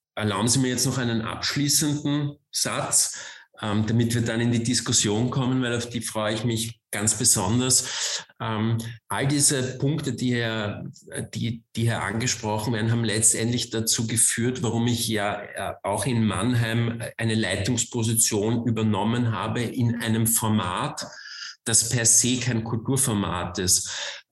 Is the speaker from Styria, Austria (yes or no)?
no; Vienna, Austria; moved away; also born or lived in Germany; Ich komme aus Wien, ich bin gebürtiger Wiener.